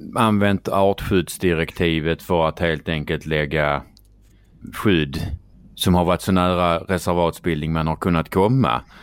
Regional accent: Skåne, Sweden; accent: Scanian; prata skånska och röra sig i Stockholm

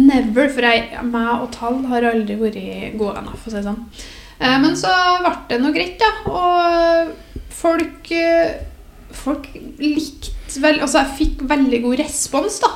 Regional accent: Namsos, Trøndelag, Norway; moved away as an adult; now in Trondheim, Norway; Jeg er fra Namsos, eller nærmere bestemt Bangsund.

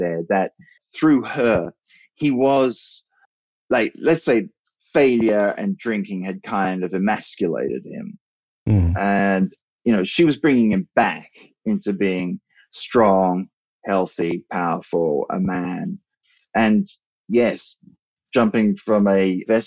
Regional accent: Australia; also born or lived in England / New Zealand; I'm English by birth, and we emigrated to Australia when I was about six. And after I finished high school there, I went back to England

